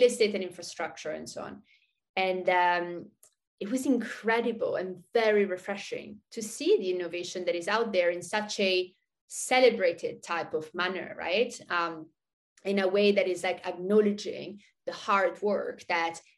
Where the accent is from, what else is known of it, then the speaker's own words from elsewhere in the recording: Switzerland; also born or lived in Thailand; now in San Francisco Bay Area, United States; I grew up in Switzerland